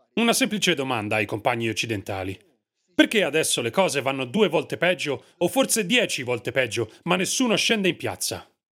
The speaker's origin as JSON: {"language": "Italian", "region": "Western Ukraine", "country": "Ukraine", "said": "Io vengo dall'Ucraina occidentale."}